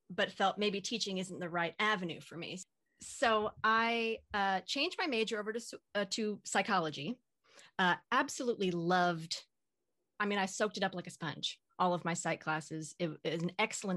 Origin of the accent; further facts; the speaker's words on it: Southern Oregon, United States; moved away as an adult; also born or lived in New Jersey / Austin, Texas; now in Pacific Northwest, United States; I was actually born and raised in Southern Oregon